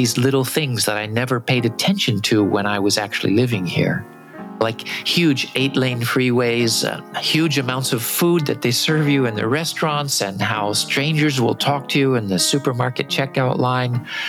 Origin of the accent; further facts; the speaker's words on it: San Diego, California, United States; moved away as an adult; now in Tokyo, Japan; I am now in San Diego, California, my hometown.